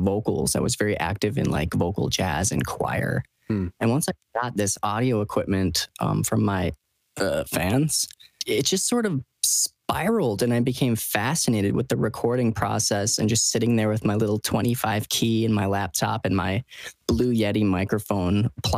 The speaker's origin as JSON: {"language": "English", "town": "Stevens Point", "region": "Wisconsin", "country": "United States", "tie": "born or raised there", "said": "I was born and raised in central Wisconsin"}